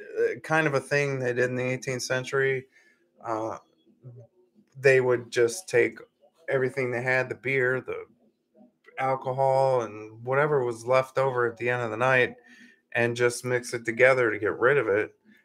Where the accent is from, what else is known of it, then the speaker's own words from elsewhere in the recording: Scotland, United Kingdom; I'm Scottish. I can say it however I want.